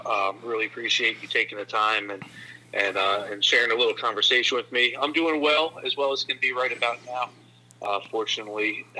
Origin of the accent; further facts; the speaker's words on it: North Brunswick, New Jersey, United States; I grew up in Central Jersey, North Brunswick, New Jersey. And, you know, I just grew up in an area where everybody who was kind of like in my inner circle played basketball.